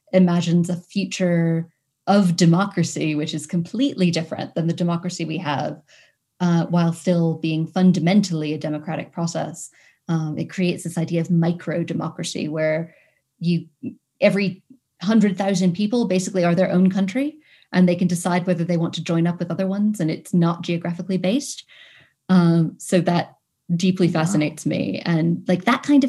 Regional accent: New York City, New York, United States; I come from Manhattan in New York City

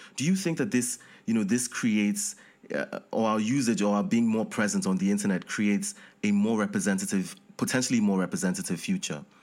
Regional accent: Nigeria; I'm from Nigeria.

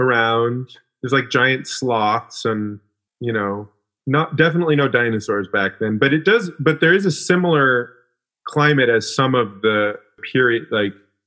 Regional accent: Alaska, United States; I grew up in Alaska

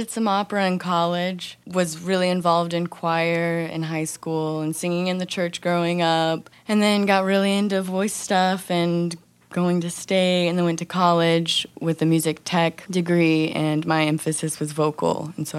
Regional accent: Independence, Missouri, United States; I grew up in Independence, Missouri. It's right outside of Kansas City.

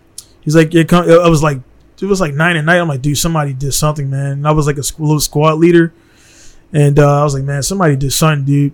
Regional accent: Baltimore, Maryland, United States; moved away as an adult; now in Misawa, Japan; I'm from Baltimore

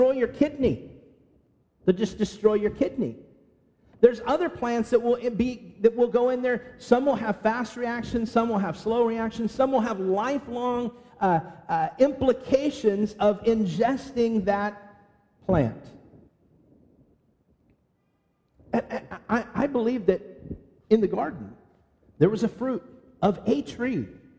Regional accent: California, United States; moved away; growing up in California

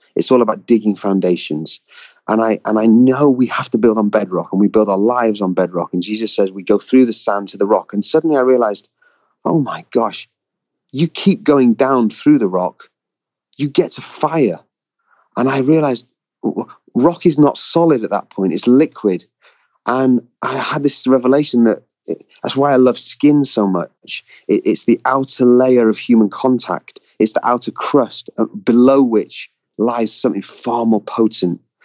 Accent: United Kingdom; I grew up as a Brit on on Roald Dahl stories

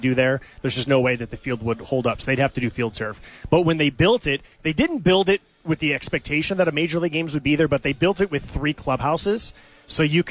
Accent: Bay Area, California, United States; When I was growing up in the Bay Area

